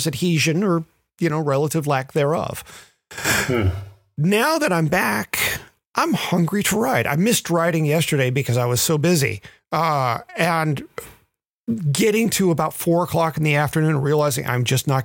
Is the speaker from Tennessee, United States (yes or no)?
yes; Memphis, Tennessee, United States; moved away; Having grown up in Memphis